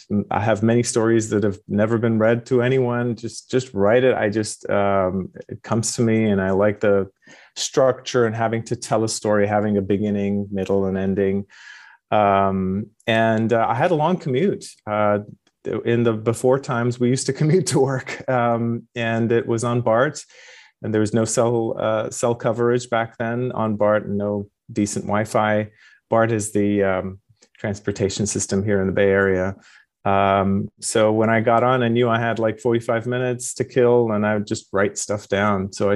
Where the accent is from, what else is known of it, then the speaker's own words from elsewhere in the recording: Iran; also born or lived in London, United Kingdom / Moscow, Idaho, United States / Japan; now in California, United States; Yes, I was born in London, went to kindergarten in Moscow, Idaho, and grew up in Iran, pre and post revolution and war, and got my PhD in Japan and ended up in California.